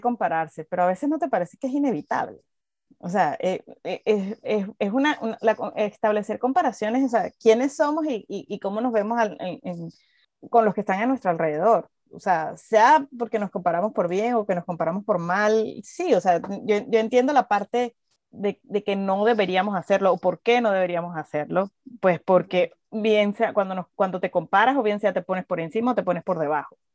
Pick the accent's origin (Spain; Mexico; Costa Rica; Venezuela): Venezuela; moved away as an adult; cuando salí de Venezuela